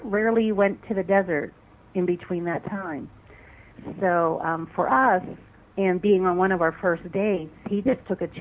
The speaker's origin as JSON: {"language": "English", "region": "Pennsylvania", "country": "United States", "also_born_or_lived": "California high desert", "moved": "as an adult", "lives_now": "California, United States", "said": "I'm actually from Pennsylvania"}